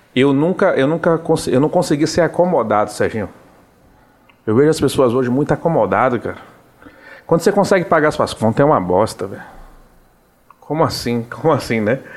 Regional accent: Salvador, Bahia, Brazil; accent: Baiano; also born or lived in São Luís, Maranhão; sou nascido ali do Cabula 4, sou daquela região ali do lado do Pomar, perto da Uneb

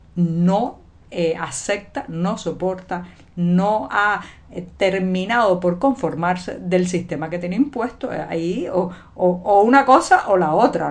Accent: Cuba; cubana, periodista, ciudadana

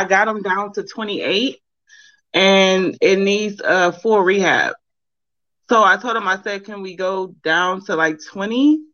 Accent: Cleveland, Ohio, United States; I'm actually from Cleveland, Ohio

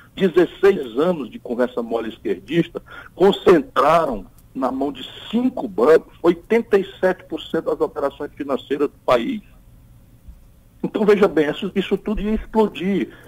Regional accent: Ceará, Brazil; eu, eu venho do Nordeste

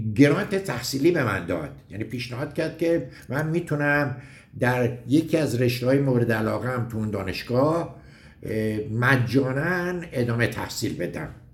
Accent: Gorgan, Golestan, Iran; moved away as an adult; also born or lived in United States; now in Tehran, Iran; من دیپلم ریاضی دارم از دبیرستان ایران شهر گرگان متولد گرگان هستم

